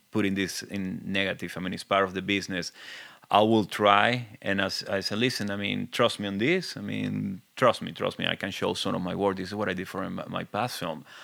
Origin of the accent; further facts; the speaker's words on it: Venezuela; accent: very thick; English is a second language; moved away; I'm original from Venezuela, as you can see. I have a very thick accent